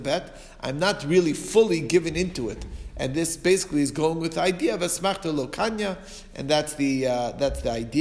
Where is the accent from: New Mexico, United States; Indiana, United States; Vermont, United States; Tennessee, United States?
Indiana, United States; Muncie; growing up in Muncie